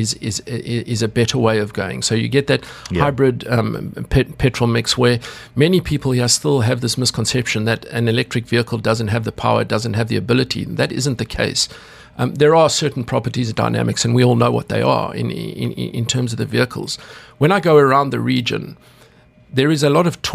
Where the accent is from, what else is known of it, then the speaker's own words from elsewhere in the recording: South Africa; as a kid growing up in South Africa